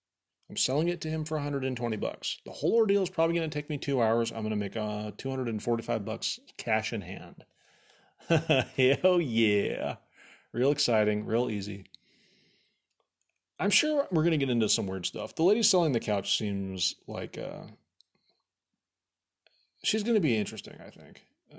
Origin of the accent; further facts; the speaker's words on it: Egypt; dude, I'm from Egypt. Obviously, if you knew anything, look at my skin. It's totally golden tan. My dad's from Cairo. My mom's from Alexandria.